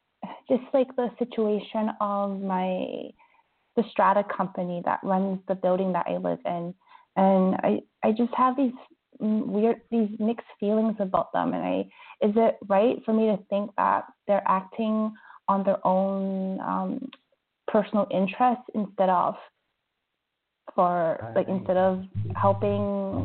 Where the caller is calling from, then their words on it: Vancouver, British Columbia, Canada; I'm calling from Vancouver.